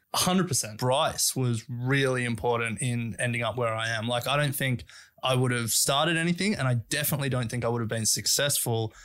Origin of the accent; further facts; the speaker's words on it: Sydney, New South Wales, Australia; also born or lived in Canberra; I grew up in Sydney